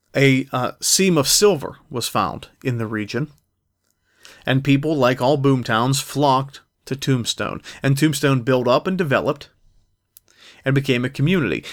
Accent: East Coast, United States; I'm from the East Coast. I look out my window, I see grass and trees all year

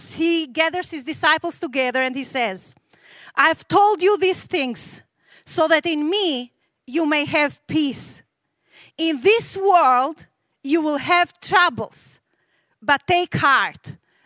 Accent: Albania; I was raised in Albania, which was the most atheist country in the world.

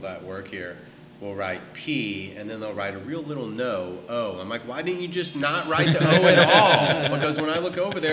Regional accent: St. Louis, Missouri, United States; moved away as an adult; also born or lived in New York; now in Texas, United States; I grew up in St. Louis

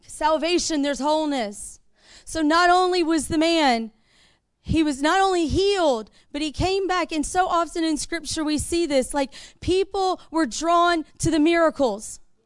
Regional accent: the South, United States; We're from the South

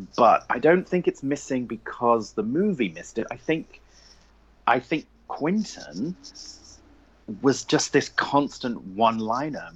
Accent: England, United Kingdom; moved away as an adult; also born or lived in London / Northern Ireland / Essex; now in United States; Obviously, I'm English. I grew up in England.

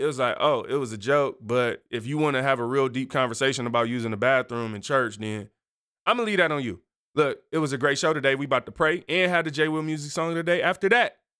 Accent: Michigan, United States; I'm from Michigan.

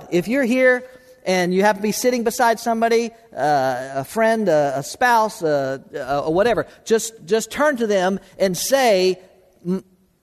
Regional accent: South Florida, United States; I grew up in South Florida

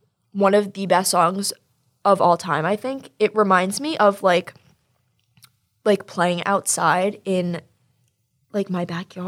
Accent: Long Island, New York, United States; I'm from Long Island also

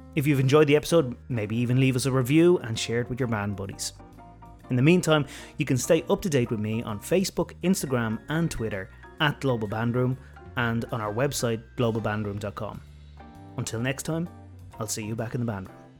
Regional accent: Ireland; I'm Irish.

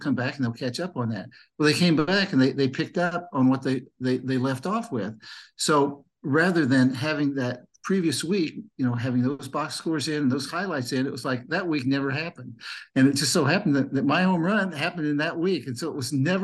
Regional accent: Mahomet, Illinois, United States; when I was growing up in Muhammad, I played Little League baseball

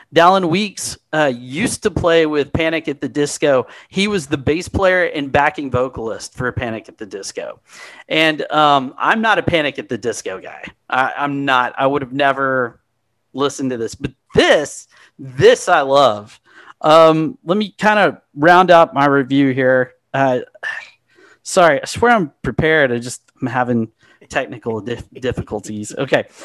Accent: Texas, United States; I'm from here I'm from Texas

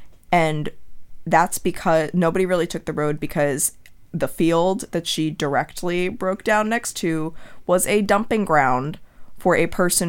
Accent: Trumbull, Connecticut, United States; I grew up in Trumbull, Connecticut, about half an hour to 45 minutes north of there.

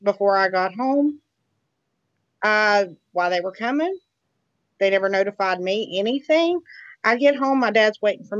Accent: Huntington, West Virginia, United States; I'm from Huntington, West Virginia.

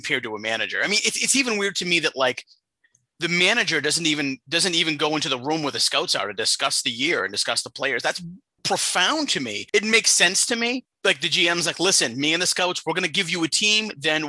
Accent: Boston, Massachusetts, United States; I'm from Boston.

